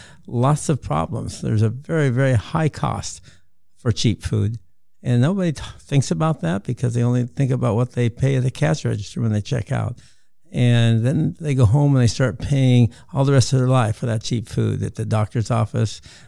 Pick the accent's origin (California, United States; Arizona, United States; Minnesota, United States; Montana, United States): Montana, United States; I'm from Montana, living on a wheat and cattle ranch that has been the family